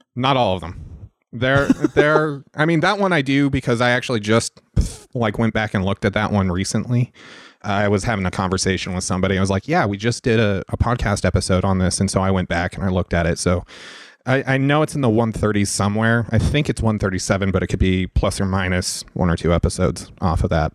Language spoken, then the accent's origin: English; Salt Lake City, Utah, United States; moved away; originally I'm from Salt Lake City, Utah.